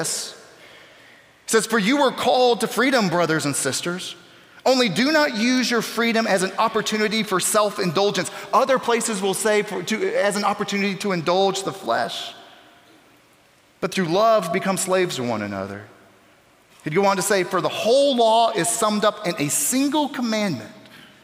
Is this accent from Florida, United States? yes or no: yes; Newberry, Florida, United States; Newberry, Florida. It's my hometown in North Central Florida. It's where I grew up